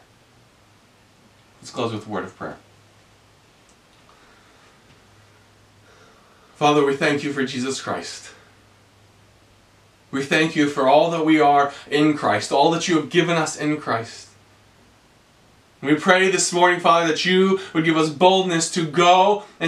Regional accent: Greenville, South Carolina, United States; I am a Southerner. I grew up in Greenville, South Carolina.

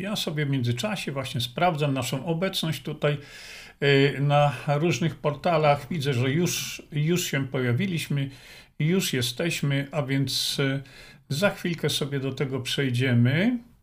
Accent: Poland; moved away as an adult; also born or lived in Australia; Wychowałem się w Polsce

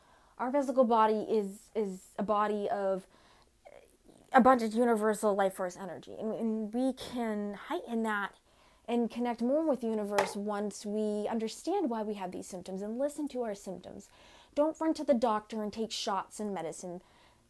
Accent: Winthrop, United States; my hometown's small business store called The Hive in Winthrop

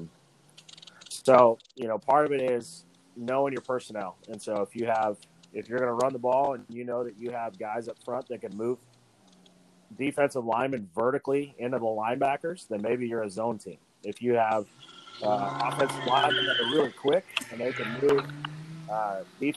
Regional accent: Reno, Nevada, United States; I was born and raised in Reno, Nevada.

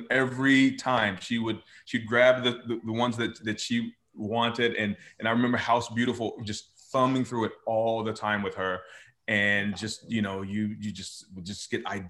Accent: the South, United States; moved away; I miss my family because they're all there still in the South

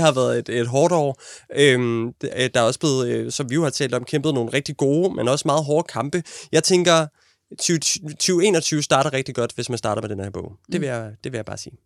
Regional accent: Denmark; vi er nogle blege danskere

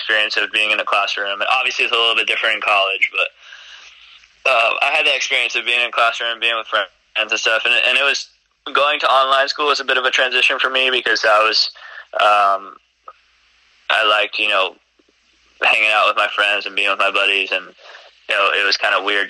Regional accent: Coral Springs, Florida, United States; moved away as an adult; also born or lived in New York; now in Fort Worth, United States; I'm from Florida. I grew up in Florida, trained in Florida.

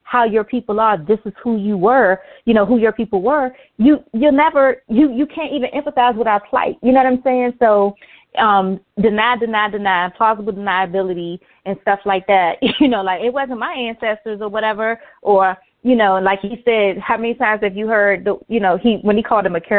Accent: Brooklyn, New York, United States; growing up in Brooklyn or whatever, you know, you see um, all these shops on the street

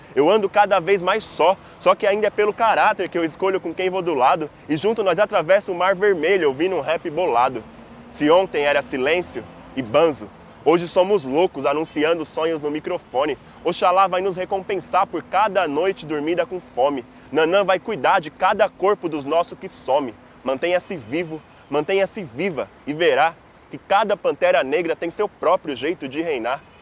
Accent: São Paulo, Brazil; eu sou de Pirituba, sou na noroeste de São Paulo

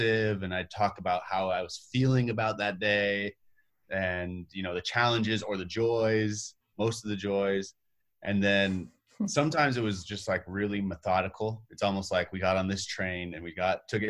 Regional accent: Las Vegas, Nevada, United States; I'm from Las Vegas. I grew up here

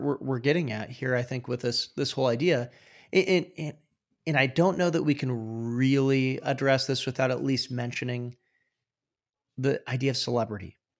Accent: Iowa, United States; I'm from Iowa, but close enough to Minnesota

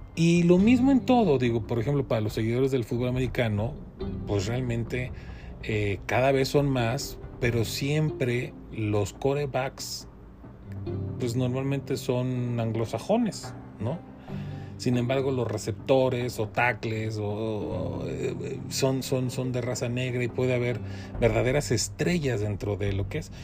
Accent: Mexico

